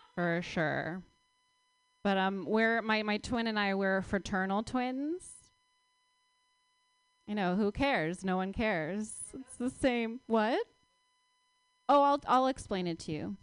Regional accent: Palo Alto, California, United States; I grew up in Palo Alto

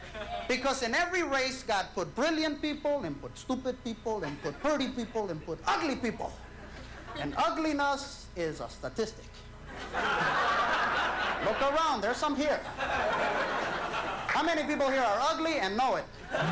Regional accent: Los Angeles, California, United States; But I used to be in the baddest gang of them all in East L.A.

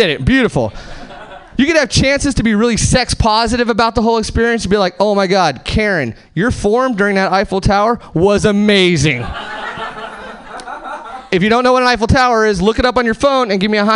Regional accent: Hesperia, California, United States; now in Seattle, United States; I'm actually from Southern California originally. Nowhere famous, just like the Mojave Desert, Hesperia, California

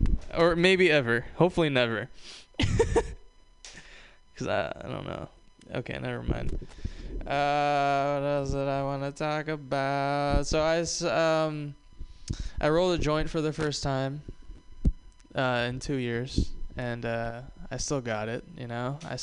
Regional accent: Hawaii, United States; I'm from the South. I'm from Hawaii. This is the southernmost state in the United States.

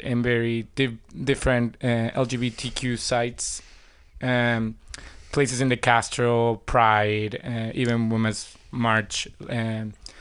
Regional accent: Venezuela; English is a second language; moved away as an adult; also born or lived in New York; now in San Francisco, United States; I'm originally from Venezuela

